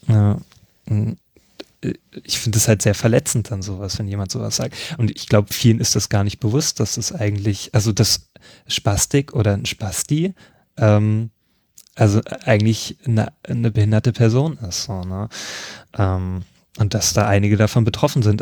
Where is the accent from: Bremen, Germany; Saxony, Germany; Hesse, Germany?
Saxony, Germany; Leipzig; ich komme aus Leipzig